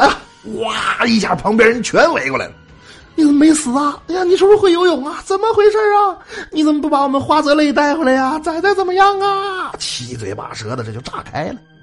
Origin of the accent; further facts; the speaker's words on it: Northeast China, China; 我们东北人讲话了